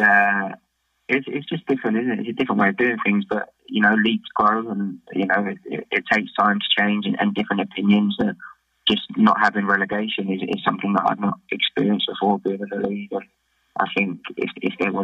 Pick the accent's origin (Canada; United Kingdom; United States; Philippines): United Kingdom; England; moved away as an adult; now in Australia; as English, English players